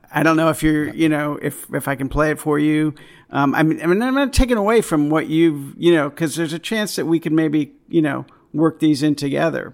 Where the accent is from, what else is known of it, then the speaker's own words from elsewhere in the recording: East Coast, United States; I grew up on the East Coast, uh, when I, like, high school, college